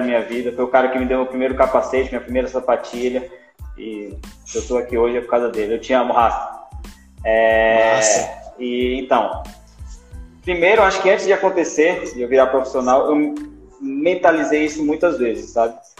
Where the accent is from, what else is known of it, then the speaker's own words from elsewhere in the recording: Vale do Capão, Bahia, Brazil; sido nascido e criado no Vale do Capão